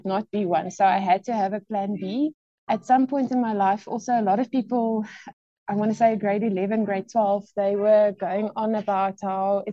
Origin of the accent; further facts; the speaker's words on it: Bloemfontein, Free State, South Africa; also born or lived in Gauteng; I was actually born in Gauteng, and my dad was transferred to Bloemfontein when I was grade 3, all day standard 1. So I grew up in the Free State.